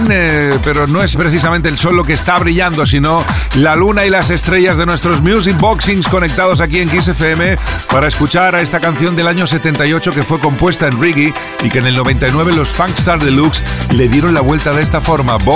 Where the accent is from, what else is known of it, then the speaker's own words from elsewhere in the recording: Puerto Real, Andalusia, Spain; soy de Puerto Real, Cádiz.